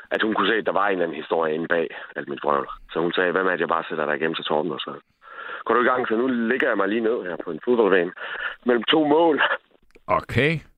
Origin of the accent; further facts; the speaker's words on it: Sæby, North Denmark Region, Denmark; i Sæby, hvor jeg er fra.